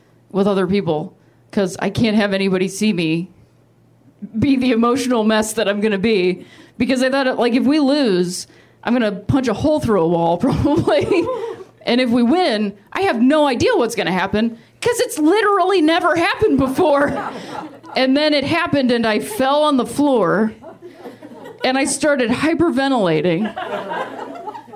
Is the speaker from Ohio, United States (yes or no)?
yes; Akron, Ohio, United States; moved away; also born or lived in Indiana; I am from a town called Akron, Ohio